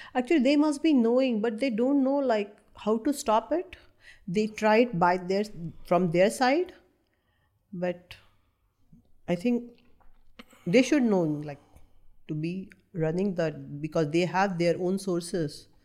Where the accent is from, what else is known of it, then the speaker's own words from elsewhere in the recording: North India, India; first language Marathi; English is a second language; moved away; I'm from North India